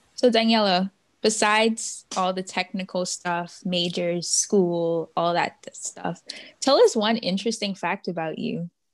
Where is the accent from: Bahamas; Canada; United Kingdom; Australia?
Bahamas; moved away as an adult; now in Miami, United States; I'm from the Bahamas